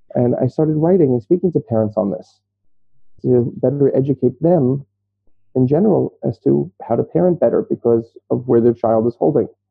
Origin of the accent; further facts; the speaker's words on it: New York City, New York, United States; moved away as an adult; now in Israel; I grew up in Brooklyn, New York